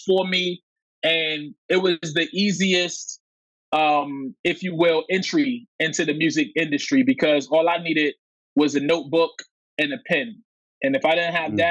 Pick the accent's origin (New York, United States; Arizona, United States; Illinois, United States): New York, United States; New York City; I'm from Coney Island, you know, super specifically. And growing up in Coney Island, you know, in the in the '90s